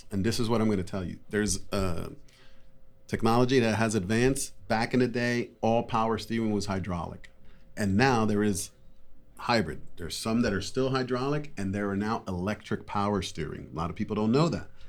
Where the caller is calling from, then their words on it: Wheeling, West Virginia, United States; Wheeling, West Virginia.